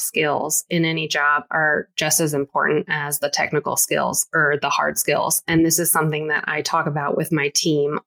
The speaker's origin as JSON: {"language": "English", "country": "United States", "said": "I am American, but again, first generation American"}